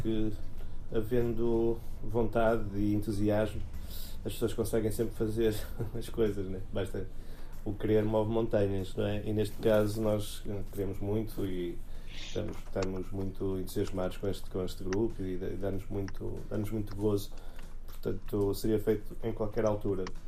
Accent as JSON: {"language": "Portuguese", "town": "Porto", "region": "Norte", "country": "Portugal", "said": "eu sou do Porto"}